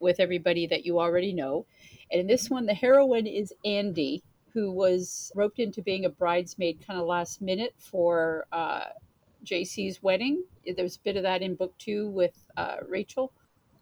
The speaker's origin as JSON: {"language": "English", "town": "Brockville", "region": "Ontario", "country": "Canada", "tie": "born or raised there", "also_born_or_lived": "Winnipeg / Toronto", "moved": "as an adult", "said": "I grew up in Brockville"}